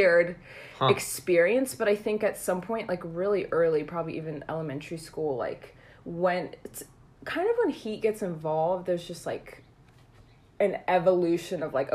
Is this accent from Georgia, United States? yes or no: yes; Snellville, Georgia, United States; moved away as an adult; now in Washington, D.C., United States; I'm from Snellville, Georgia.